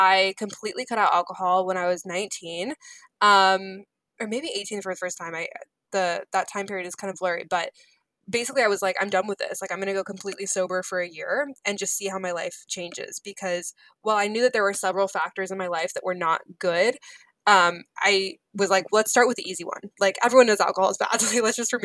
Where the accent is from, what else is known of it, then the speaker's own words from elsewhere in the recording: Seattle, Washington, United States; I'm from Seattle